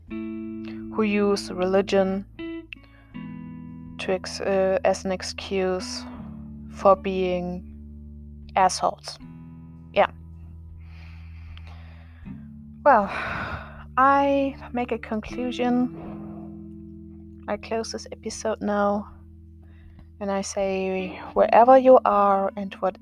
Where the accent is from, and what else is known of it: Germany; born or raised there; English is a second language